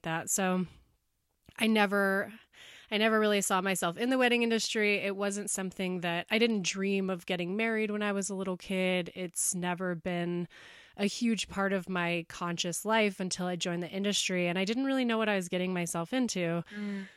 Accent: Bozeman, Montana, United States; I grew up here in Bozeman

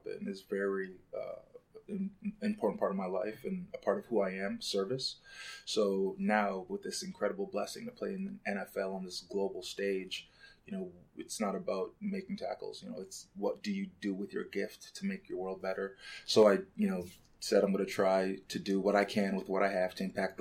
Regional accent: Canada; moved away as an adult; also born or lived in Lagos, Nigeria; now in Chicago, United States; we moved to Canada when I was 4 years old.

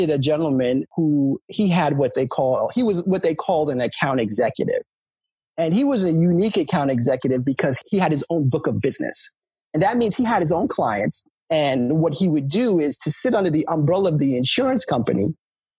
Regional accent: New York City, New York, United States; moved away as an adult; now in Delaware, United States; I grew up in New York City

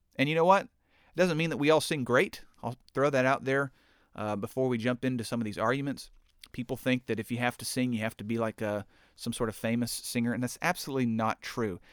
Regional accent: United States; I'm an American

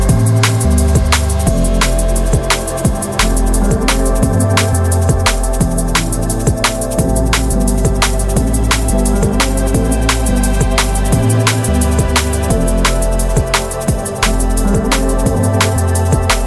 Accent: Prague, Czechia; we are from Prague

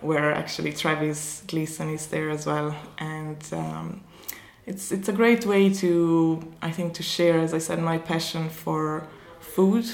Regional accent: Dolomites, Italy; moved away as an adult; now in County Kerry, Ireland; I am originally from the Dolomites in Italy. So it's a small village up in the mountains in the Italian Alps.

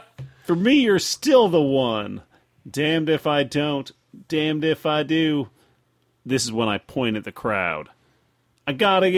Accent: Indiana, United States; I'm from Indiana.

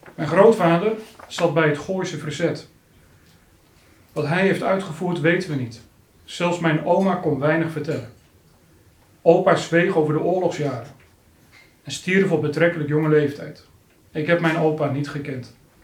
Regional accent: Harderwijk, Gelderland, Netherlands; Harderwijk, de plaats waar ik ben opgegroeid

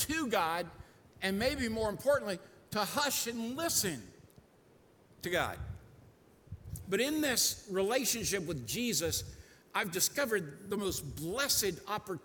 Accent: United States; also born or lived in Rhode Island / Daytona Beach, Florida; I grew up in Rhode Island and in Daytona Beach, Florida, on the ocean a lot

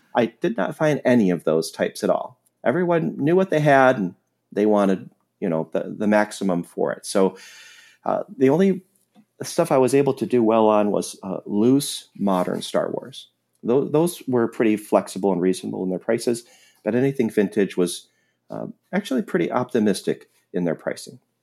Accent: Wisconsin, United States; my home state of Wisconsin

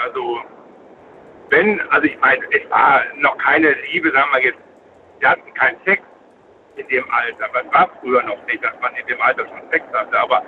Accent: Essen, North Rhine-Westphalia, Germany; Ich war ja aus Essen

